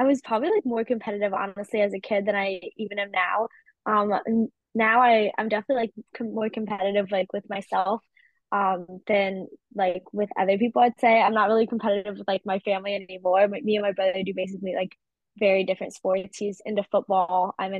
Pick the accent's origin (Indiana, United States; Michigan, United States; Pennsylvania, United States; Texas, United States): Michigan, United States; Eagle Harbor; born there; Yeah, I was born in the northern peninsula of Michigan, up in the middle of nowhere, basically, in this little town called Eagle Harbor